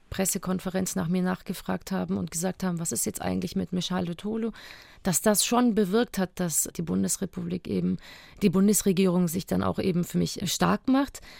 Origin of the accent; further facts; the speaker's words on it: Germany; vor allem waren wir wieder in unserer Heimat. Äh, es ist meine Heimat, Deutschland, und ich habe mich hier wieder ganz sicher gefühlt.